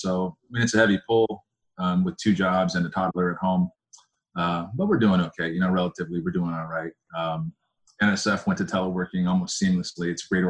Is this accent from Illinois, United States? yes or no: no; Arizona, United States; also born or lived in Colorado / Oregon; Yeah, I grew up in Arizona in part. I grew up in the West, in Colorado, in Oregon, and in Arizona.